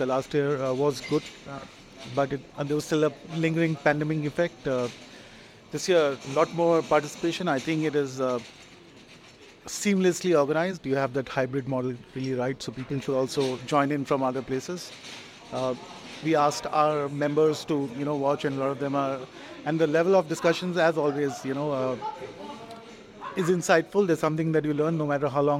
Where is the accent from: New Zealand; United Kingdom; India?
India; I come from India